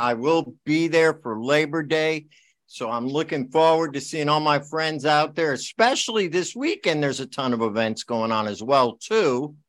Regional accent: Bridgeport, Connecticut, United States; I grew up down there. I grew up in Bridgeport

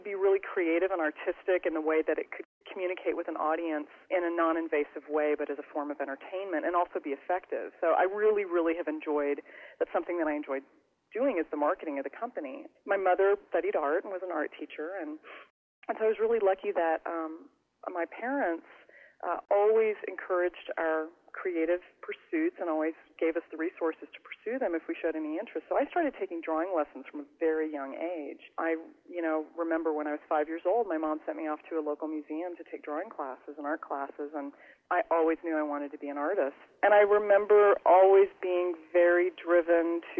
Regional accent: United States; moved away as an adult; also born or lived in Kansas City / Lawrence, Kansas / Paris, France; now in Austin, United States; I grew up on the Iowa-Illinois border. I grew up in a really small farming town right outside the Quad Cities

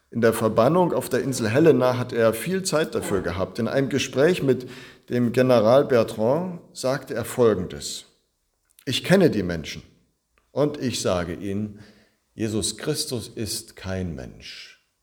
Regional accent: Zittau, Saxony, Germany; In meiner Heimatstadt Zittau, da war echt was los vorgestern.

